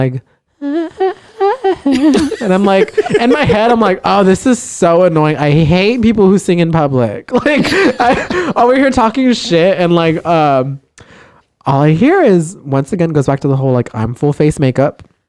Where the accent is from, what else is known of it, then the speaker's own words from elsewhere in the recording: South Texas, United States; we're from South Texas